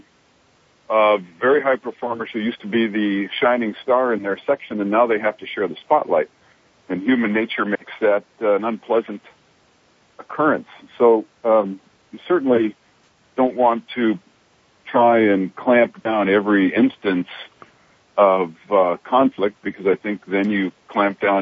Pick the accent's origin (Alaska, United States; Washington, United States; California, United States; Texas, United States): Alaska, United States; Fairbanks; I grew up in Fairbanks